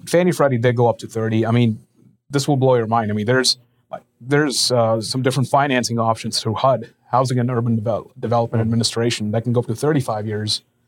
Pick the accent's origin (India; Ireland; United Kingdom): India; moved away as an adult; also born or lived in Lincoln, Nebraska; I'm originally from India. I was born and raised out there.